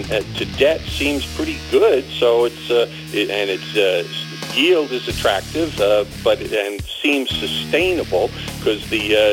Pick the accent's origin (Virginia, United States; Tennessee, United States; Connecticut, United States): Connecticut, United States; I'm from Connecticut, the land of steady habits, sir.